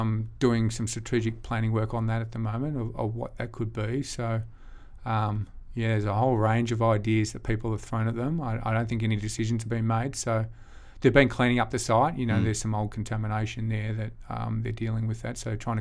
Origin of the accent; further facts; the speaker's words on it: Albury, New South Wales, Australia; We've got obviously amazing health and schools here, like amazing compared to where I grew up in Albury.